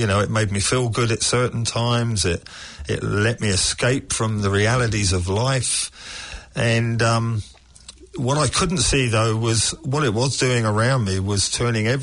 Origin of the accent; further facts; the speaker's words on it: England, United Kingdom; now in New Zealand; As I was growing up in England